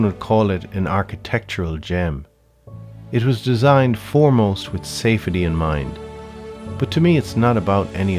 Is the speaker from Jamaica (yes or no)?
no; Galway, Connacht, Ireland; now in New York, United States; most of the many people I grew up with in Galway, they left too